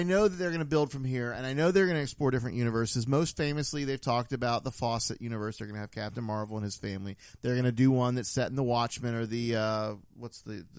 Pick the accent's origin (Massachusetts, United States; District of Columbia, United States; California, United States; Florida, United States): Florida, United States; we are from Florida.